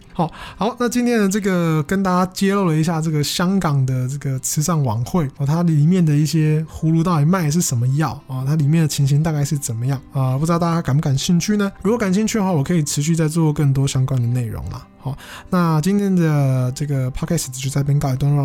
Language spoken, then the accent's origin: Chinese; Taiwan; 我是因为我是台湾人